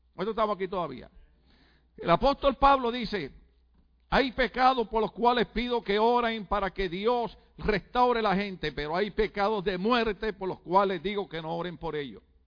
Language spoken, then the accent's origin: Spanish; Puerto Rico; moved away; yo desde chiquito en mi país, Puerto Rico